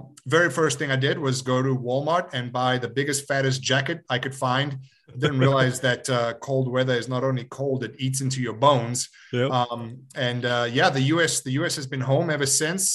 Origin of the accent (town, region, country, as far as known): Johannesburg, Gauteng, South Africa; born or raised there; moved away; also born or lived in Yugoslavia